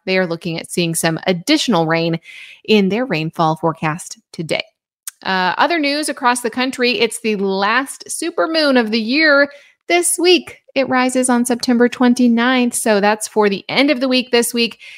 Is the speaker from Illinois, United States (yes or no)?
yes; Illinois, United States; now in Ozarks, United States; I am originally from Illinois